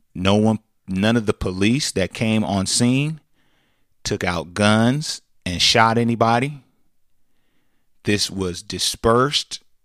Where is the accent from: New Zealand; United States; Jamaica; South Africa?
United States; California; we come from California.